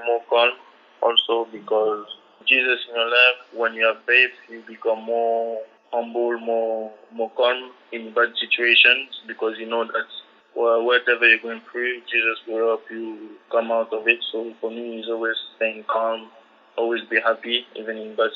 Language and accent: English; Marseille, Provence-Alpes-Côte d'Azur, France; also born or lived in Ivory Coast; I was born in France, it's also my country where I'm from